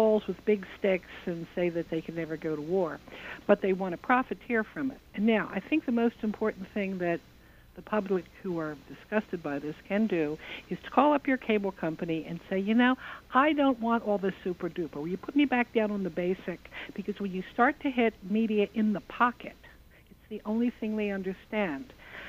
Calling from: New Jersey, United States; I come from Western New Jersey

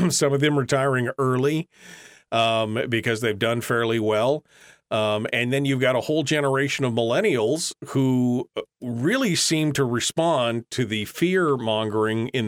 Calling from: Fairbanks, Alaska, United States; I'm calling from Fairbanks.

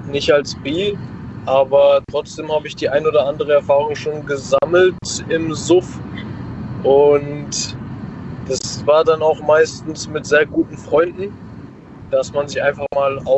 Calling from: Karlsruhe, Baden-Württemberg, Germany; Ich bin auch aus Karlsruhe. Ich habe gerade zufälligerweise mitbekommen, dass jemand noch aus Karlsruhe angerufen hat.

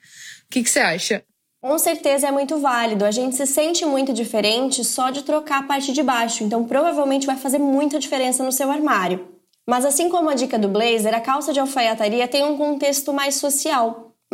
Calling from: Campos dos Goytacazes, Rio de Janeiro, Brazil; eu sou de Campos dos Goitacazes, Rio de Janeiro.

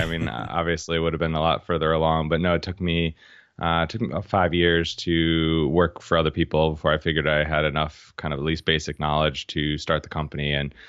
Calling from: Boston, Massachusetts, United States; I'm in Boston today.

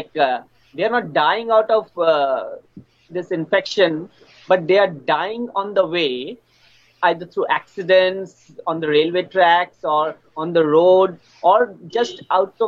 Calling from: Kolkata, West Bengal, India; I'm calling from Kolkata

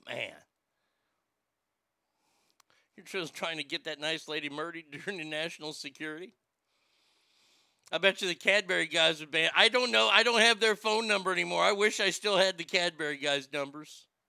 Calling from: Garland, Texas, United States; I'm calling from Garland, Texas. America.

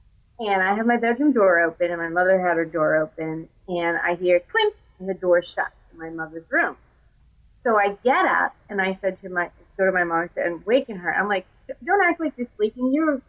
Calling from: Raleigh, North Carolina, United States; I'm recalling from Raleigh, North Carolina.

